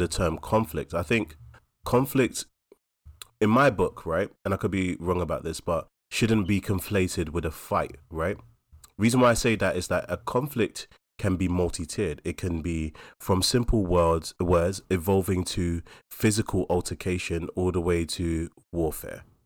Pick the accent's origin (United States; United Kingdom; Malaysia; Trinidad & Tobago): United Kingdom; London; we're from New Cross and Deptford, we're local